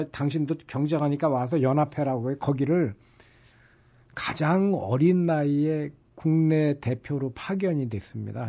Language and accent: Korean; Incheon, South Korea; 이제 저처럼 토박이 인천인들은